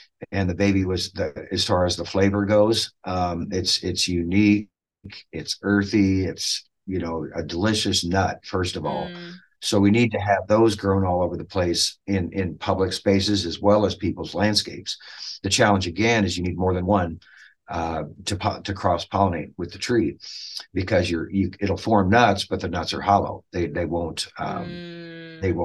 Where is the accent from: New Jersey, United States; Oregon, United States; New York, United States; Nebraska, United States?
Nebraska, United States; Dodge; But I grew up in Dodge, Nebraska, which is just north and west of Fremont, about 30 minutes